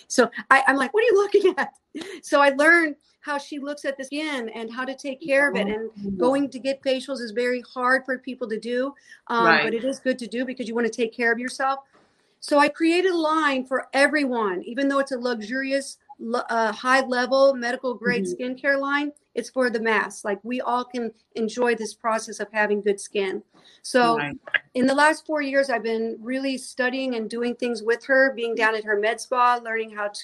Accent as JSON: {"language": "English", "town": "St. Louis", "region": "Missouri", "country": "United States", "moved": "yes", "said": "I'm originally from St. Louis, Missouri, and that's exactly where I am right now because I'm celebrating my mom's 87th birthday"}